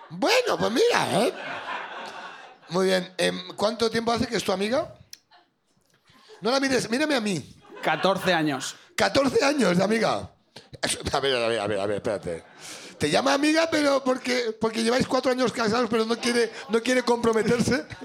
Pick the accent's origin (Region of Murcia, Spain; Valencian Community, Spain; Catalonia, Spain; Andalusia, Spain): Valencian Community, Spain; Castellón de la Plana; Castellón. De Castellón.